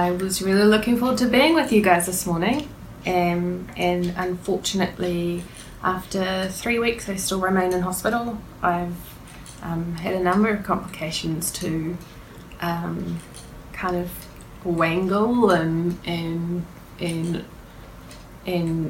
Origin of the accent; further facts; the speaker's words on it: Warkworth, Auckland, New Zealand; also born or lived in Hawke's Bay; now in Hamilton, New Zealand; I grew up in North Auckland in Warkworth, and I've been living in Hamilton for 7 years